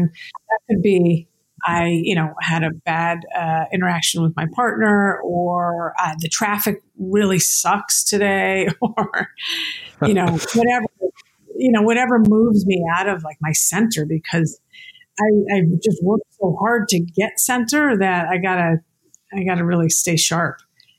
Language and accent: English; New York City, New York, United States; born there; I was born in New York City.